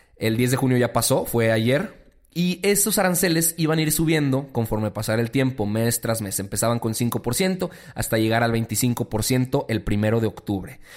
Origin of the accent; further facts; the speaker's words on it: Mexico; como mexicanos